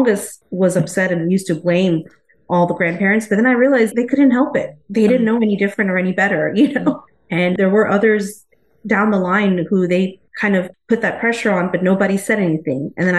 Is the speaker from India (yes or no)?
yes; India; Yeah, so I'm from India. I'm Indian. I've lived here. My family, we've all been here since the 70s and 80s.